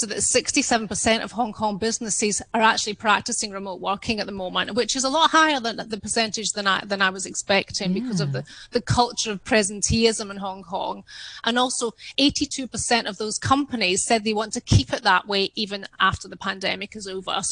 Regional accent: Scotland, United Kingdom; I'm Scottish, my upbringing was not to show off

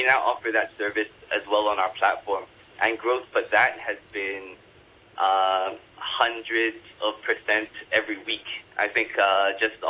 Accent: Hong Kong; when I was growing up in Hong Kong

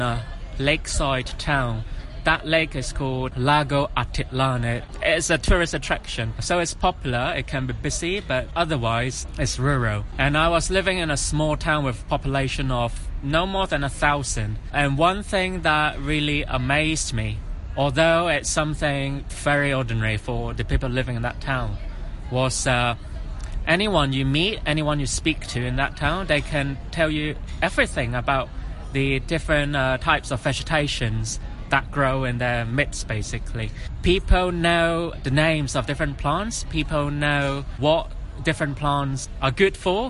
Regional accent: Hong Kong; also born or lived in Guatemala; I am from Hong Kong. I'm from here. I grew up here. I was born here.

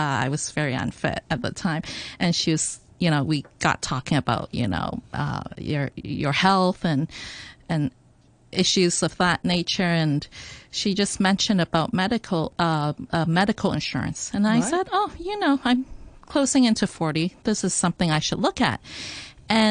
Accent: Hong Kong; I grew up in Hong Kong, though I went to an international school

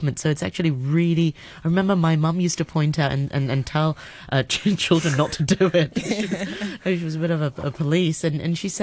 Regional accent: Hong Kong; We grew up in Hong Kong

